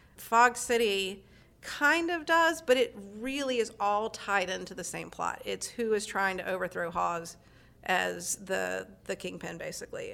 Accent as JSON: {"language": "English", "region": "North Carolina", "country": "United States", "moved": "yes", "lives_now": "San Francisco Bay Area, United States", "said": "We're originally from North Carolina"}